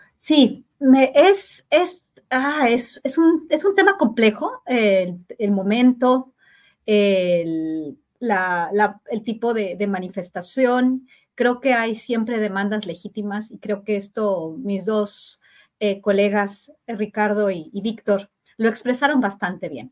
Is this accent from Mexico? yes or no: yes; Mexico